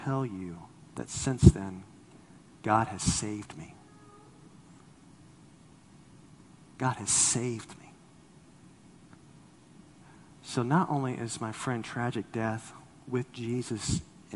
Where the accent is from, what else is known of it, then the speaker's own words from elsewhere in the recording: Los Angeles, California, United States; moved away; I'm from Los Angeles